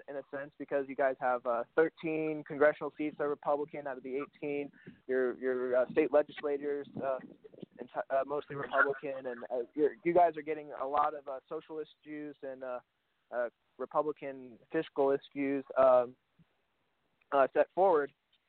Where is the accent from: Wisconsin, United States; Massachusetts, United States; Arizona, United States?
Arizona, United States; And I come from Arizona, and so that's a very – it's becoming a swing state right now.